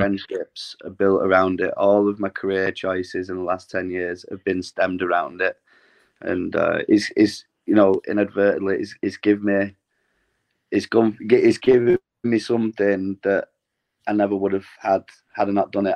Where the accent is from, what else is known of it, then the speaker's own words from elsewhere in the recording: Glossop, East Midlands, United Kingdom; a gym uh, situated in my hometown in Glossop